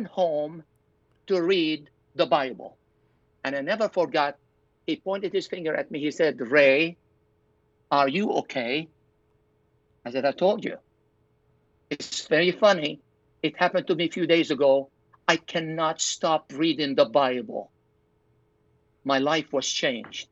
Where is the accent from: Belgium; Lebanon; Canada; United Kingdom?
Lebanon; Zahle, Beqaa; moved away; church in Zahle, my hometown.